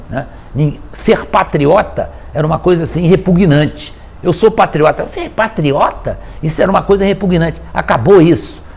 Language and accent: Portuguese; Brazil; nós mesmo sendo brasileiros